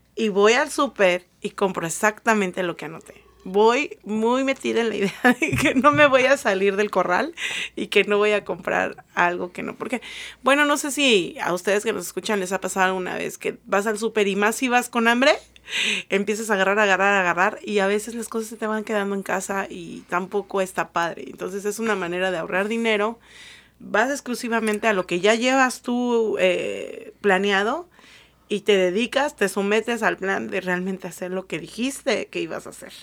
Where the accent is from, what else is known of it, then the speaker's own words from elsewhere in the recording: Mexico City, Mexico; moved away as an adult; now in United States; Yo soy del Distrito Federal, ahora CDMX.